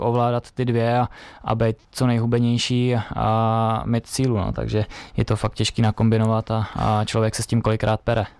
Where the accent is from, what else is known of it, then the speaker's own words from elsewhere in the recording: Lomnice nad Popelkou, Liberec Region, Czechia; u nás v Lomnici nad Popelkou, tam, kde jsem vyrůstal